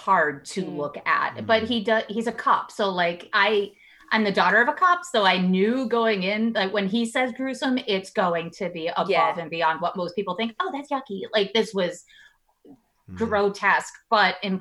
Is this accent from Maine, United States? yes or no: yes; Maine, United States; I'm from Maine